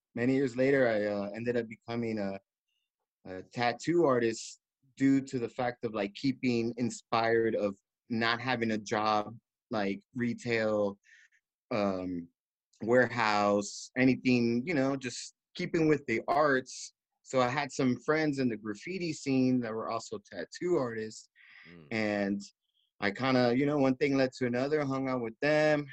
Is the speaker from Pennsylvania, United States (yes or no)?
no; Miami, Florida, United States; moved away as an adult; also born or lived in New York; now in Long Beach, United States; they took me all the way down to Miami, the tropics, and I was raised out there since I was like two years old.